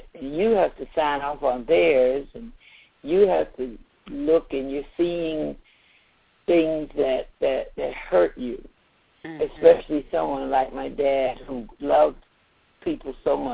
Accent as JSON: {"language": "English", "town": "Savannah", "region": "Georgia", "country": "United States", "tie": "born or raised there", "also_born_or_lived": "Atlanta, Georgia", "moved": "yes", "said": "I was born in Savannah"}